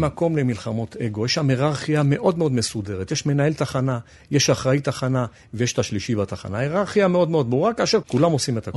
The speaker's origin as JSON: {"language": "Hebrew", "town": "Bat Yam", "region": "Tel Aviv District", "country": "Israel", "tie": "born or raised there", "said": "כילד בת ימי שנולד בבת ים, קרוב מאוד לים. נמשכתי כל הזמן לאזור המים. לאזור החוף, כך גדלתי"}